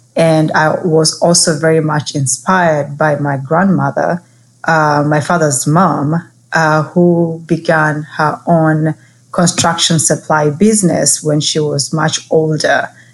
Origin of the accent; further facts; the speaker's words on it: Kenya; moved away; growing up in Kenya